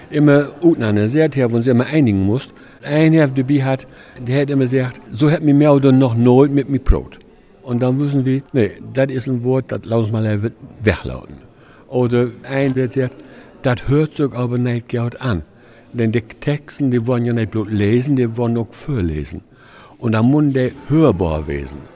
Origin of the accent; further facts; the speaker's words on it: Rhineland, Germany; Denn ich komme ja aus Rheinland und daher wir eben uns Rheinländer platt.